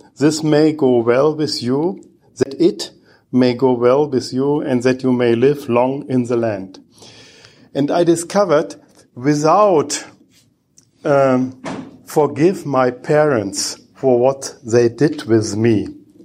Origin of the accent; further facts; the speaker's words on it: Bochum, North Rhine-Westphalia, Germany; English is a second language; I'm coming from Bochum in Germany